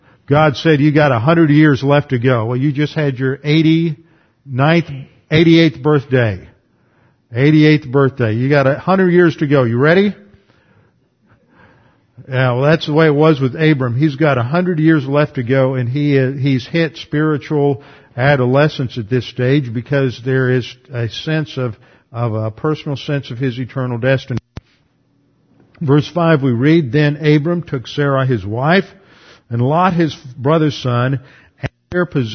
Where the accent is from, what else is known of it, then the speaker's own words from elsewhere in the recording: United States; as an American